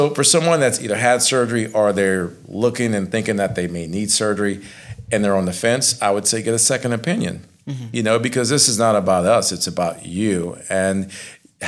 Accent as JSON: {"language": "English", "town": "Lafayette", "region": "Louisiana", "country": "United States", "said": "I'm from Lafayette"}